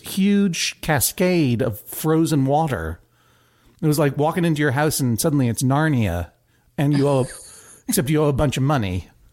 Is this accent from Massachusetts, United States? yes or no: yes; Brookline, Massachusetts, United States; moved away as an adult; also born or lived in New York City; now in New York, United States; I am from Brookline, Massachusetts. I've lived in New York for twenty-one years